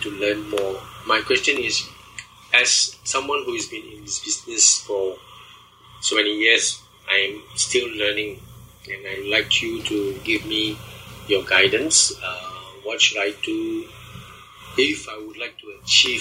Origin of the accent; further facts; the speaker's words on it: Malaysia; I'm from Malaysia